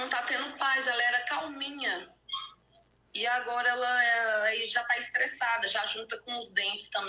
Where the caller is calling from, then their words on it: Ituverava, São Paulo, Brazil; Eu sou de Ituverava.